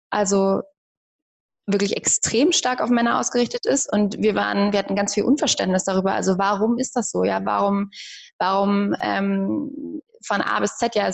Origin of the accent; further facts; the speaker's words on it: Hamburg, Germany; moved away; ich komme ursprünglich aus Hamburg